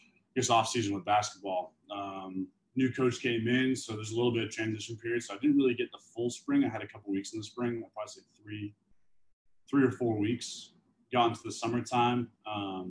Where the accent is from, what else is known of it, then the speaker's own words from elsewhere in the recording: Canada; moved away as an adult; now in United States; being a Canadian, not having a work visa